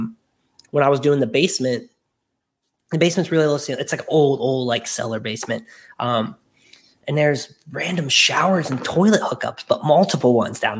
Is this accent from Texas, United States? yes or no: no; Ohio, United States; moved away as an adult; also born or lived in Los Angeles, California; now in Newport, Kentucky, United States; I'm from Ohio